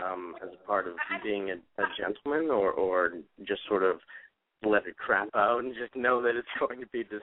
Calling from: Boston, Massachusetts, United States; Boston, Massachusetts.

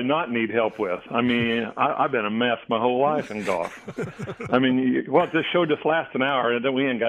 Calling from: St. Petersburg, Florida, United States; St. Petersburg, Florida today.

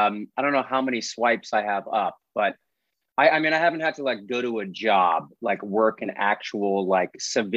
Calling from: Los Angeles, California, United States; also born or lived in New York; I'm beaming in from Eagle Rock on the east side. Yeah, I'm here. I've been in Los Angeles for, 16 years now.

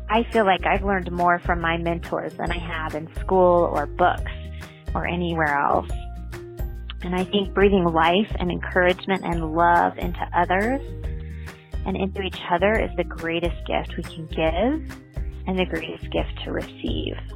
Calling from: Colorado, United States; I'm from Colorado.

